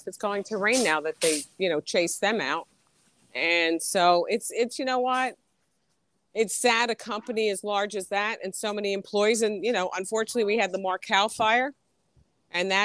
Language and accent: English; Bergen County, New Jersey, United States; Bergen County